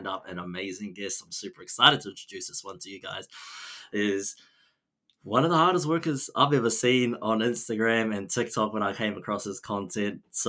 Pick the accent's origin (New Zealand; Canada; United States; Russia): New Zealand; Taranaki; moved away as an adult; also born or lived in Otago, New Zealand; I'm from Taranaki